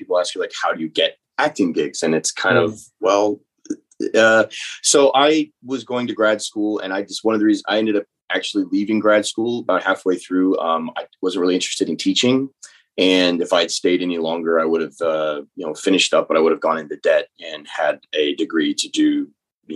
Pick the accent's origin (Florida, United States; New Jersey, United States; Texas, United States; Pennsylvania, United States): Texas, United States; North; now in New Orleans, United States; I grew up in North Texas